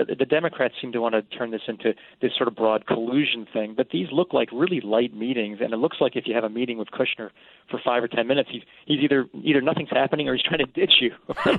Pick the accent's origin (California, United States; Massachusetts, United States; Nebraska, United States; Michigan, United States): Massachusetts, United States; I'm from the South Shore of Boston, Massachusetts.